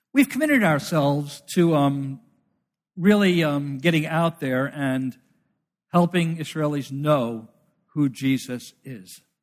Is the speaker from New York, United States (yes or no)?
yes; New York City, New York, United States; I'm from New York City, I'm from Brooklyn